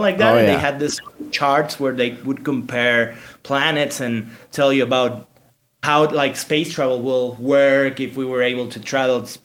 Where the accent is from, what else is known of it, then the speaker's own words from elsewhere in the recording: Mexico; We're two guys from Mexico